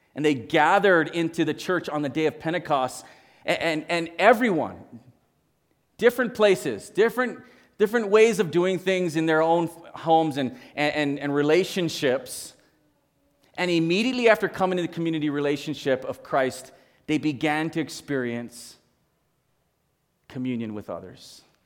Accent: Hawaii, United States; moved away; I, I grew up in Hawaii

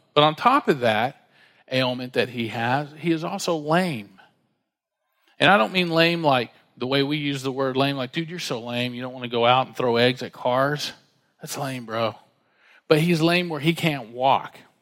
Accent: Dallas, Texas, United States; We grew up together in Dallas

